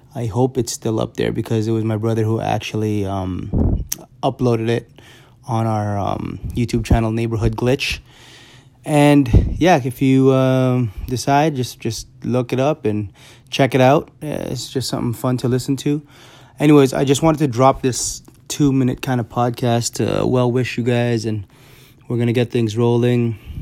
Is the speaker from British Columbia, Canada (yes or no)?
no; Toronto, Ontario, Canada; I'm in, I'm from Toronto